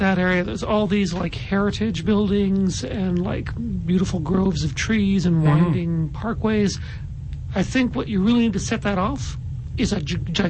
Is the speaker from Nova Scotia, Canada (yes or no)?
yes; Nova Scotia, Canada; now in Regina, Canada; because I'm from Nova Scotia